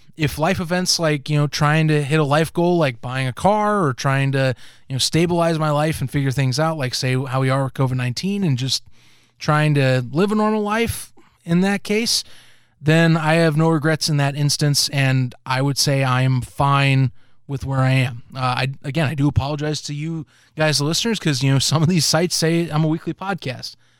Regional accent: United States; us Americans

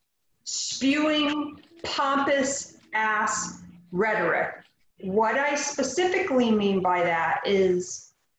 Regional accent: United States; I am an American

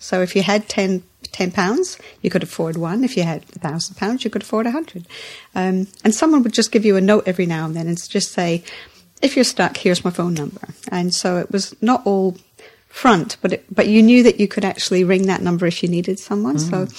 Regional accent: Scotland, United Kingdom; also born or lived in England; Scotland and England. So around Britain, mainly Scotland, but also high school here as well.

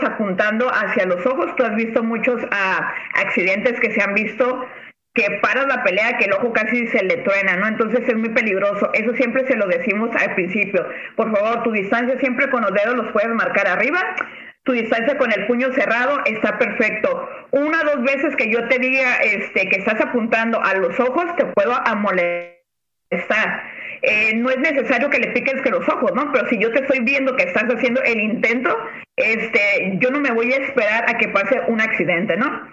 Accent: Nayarit, Mexico; now in Tijuana, Mexico; Yo soy de Nayarit, pero radicada ya desde, uf, desde muchísimos años aquí en Tijuana

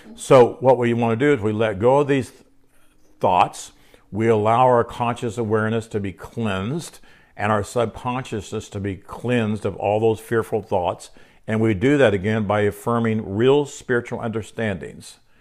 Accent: Oklahoma City, Oklahoma, United States; I'm an Oklahoma City, uh, Oklahoman. I could say I'm a Oklahoman

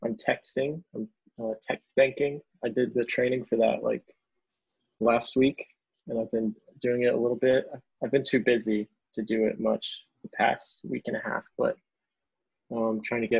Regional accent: Memphis, Tennessee, United States; I'm from Memphis originally

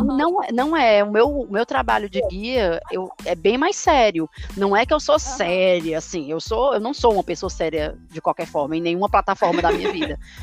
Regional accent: Brazil; now in London, United Kingdom; Eu acho que nós brasileiros, a gente se cobra muito na questão do sotaque

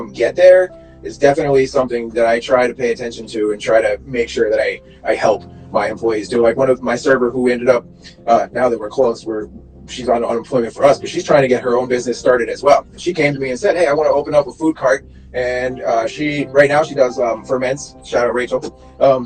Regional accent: New York, United States; I'm from New York

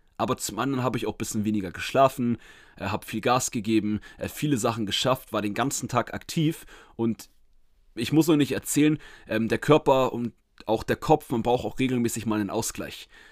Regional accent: Schleswig-Holstein, Germany; Schleswig-Holstein in meiner Heimat

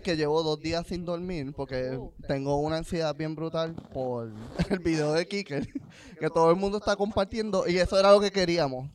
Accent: Puerto Rico; moved away as an adult; yo no me quiero ir de Puerto Rico

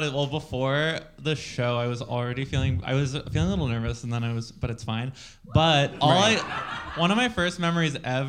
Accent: Pittsburgh, Pennsylvania, United States; We're from Pittsburgh.

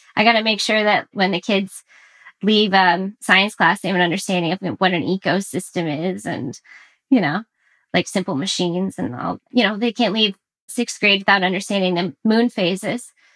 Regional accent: Orlando, Florida, United States; now in Massachusetts, United States; I'm from Orlando, Florida, but I've I've since relocated to the Northeast Massachusetts

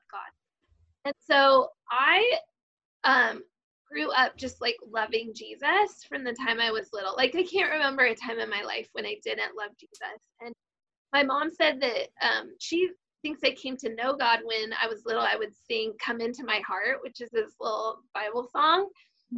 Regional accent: Klamath Falls, Oregon, United States; I was born in Klamath Falls, which is in Southern Oregon, and my dad was a part of a big family cattle ranch, so I grew up out on a cattle ranch

